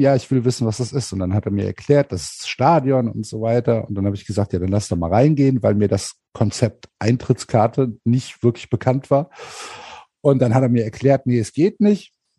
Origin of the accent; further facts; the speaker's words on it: Cologne, North Rhine-Westphalia, Germany; ich komme aus Köln. Ähm, das ist meine Stadt